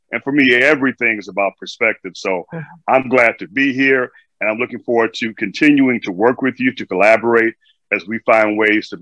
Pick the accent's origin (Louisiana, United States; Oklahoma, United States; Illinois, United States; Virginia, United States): Illinois, United States; Chicago; moved away as an adult; now in New York City, United States; I'm originally from Chicago, Illinois, the south side of Chicago